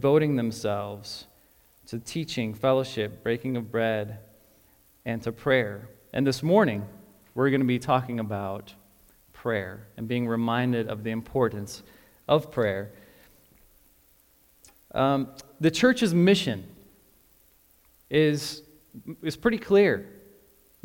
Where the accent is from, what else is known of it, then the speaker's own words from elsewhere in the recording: Chicago, Illinois, United States; moved away as an adult; also born or lived in West Palm Beach, Florida / Florence, Italy / London, England / Dallas, Texas; now in Lincoln, United States; I grew up in Chicago